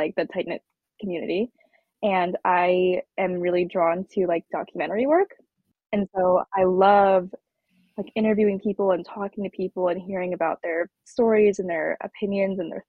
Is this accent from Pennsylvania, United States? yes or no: yes; Pennsylvania, United States; moved away as an adult; also born or lived in Jiangxi, China; now in New York, United States; they brought me to Pennsylvania, like 45 minutes outside of Philadelphia, and like this super small, like very homogenous, like rural town. And that's where I spent all of my childhood.